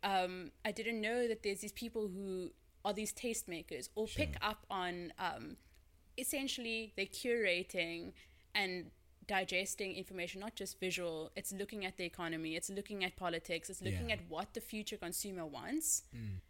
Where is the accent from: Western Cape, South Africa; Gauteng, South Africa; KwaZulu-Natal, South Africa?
Western Cape, South Africa; Cape Town; I'm from Cape Town, born and raised, as I always say.